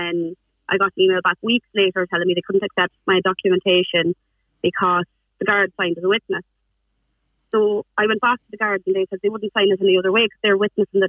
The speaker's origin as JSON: {"language": "English", "town": "Sligo", "region": "Connacht", "country": "Ireland", "also_born_or_lived": "Scotland", "moved": "as an adult", "said": "I'm from Sligo and I went to study nursing in Scotland"}